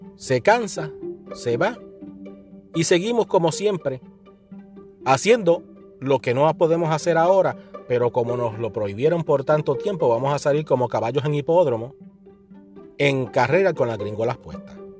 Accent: Puerto Rico; Los que venimos de Puerto Rico

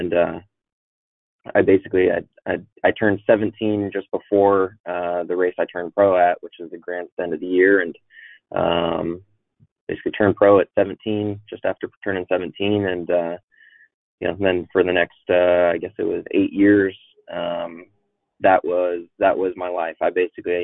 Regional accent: Arlington, Washington, United States; I grew up mostly up in Washington State

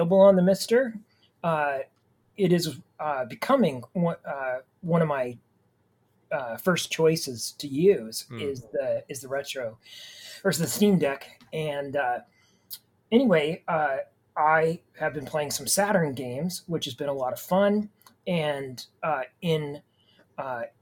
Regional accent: Idaho, United States; I grew up in Idaho

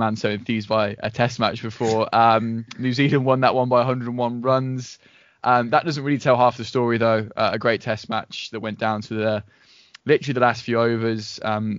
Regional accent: England, United Kingdom; we're all English

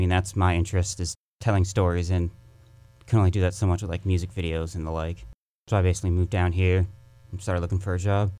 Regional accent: Minnesota, United States; born there; I was born in Minnesota.

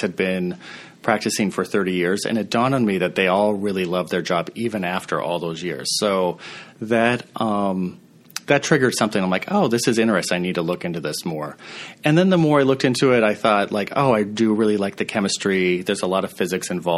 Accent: Montana, United States; I grew up in Montana. My mom is a nurse in rural Montana.

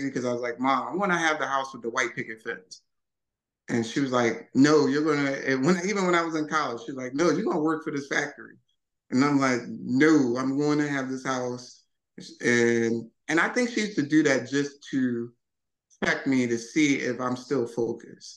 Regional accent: Philadelphia, Pennsylvania, United States; moved away; also born or lived in Wilmington, Delaware; Born and raised West Philly.

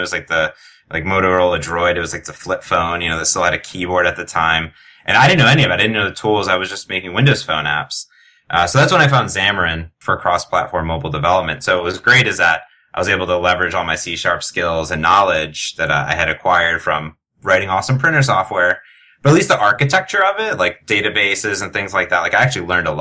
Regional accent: Cleveland, Ohio, United States; moved away as an adult; also born or lived in Arizona; I grew up in Cleveland, went down to Arizona for school

